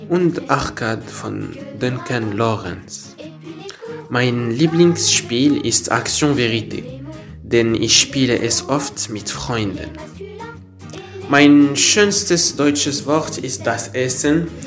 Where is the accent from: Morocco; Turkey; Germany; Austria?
Morocco; first language Arabic; German is a second language; Ich bin Marokkaner, denn ich komme aus Marokko und wohne in Casablanca.